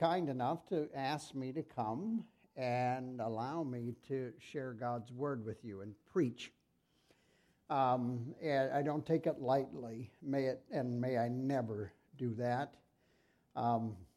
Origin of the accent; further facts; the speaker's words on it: Sibley, Iowa, United States; also born or lived in Milford, Iowa; I grew up in Sibley, Iowa.